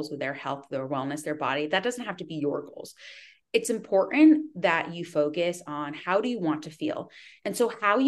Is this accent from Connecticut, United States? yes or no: yes; Connecticut, United States; also born or lived in Midwest / Northern California; now in California, United States; I am from Connecticut